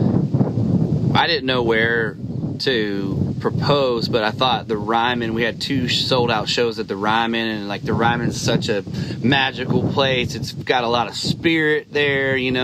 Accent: Dixon, California, United States; moved away as an adult; also born or lived in Chico, California; now in Nashville, United States; I was a kid from Dixon

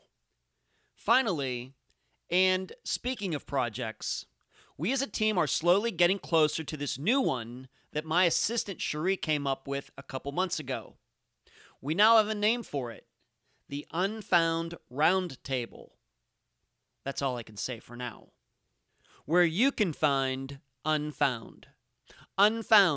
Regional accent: Leechburg, Pennsylvania, United States; now in Madeira Beach, United States; I haven't lived in Pennsylvania where I grew up in almost two decades. In fact, my parents don't even live in my hometown of Leechburg anymore

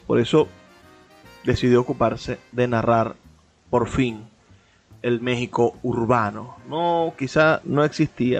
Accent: Venezuela; lo que somos como venezolanos

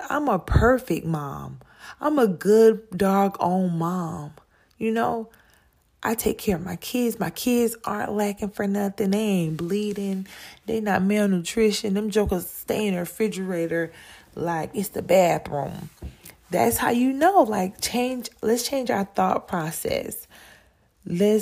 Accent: South Carolina, United States; I'm really from South Carolina

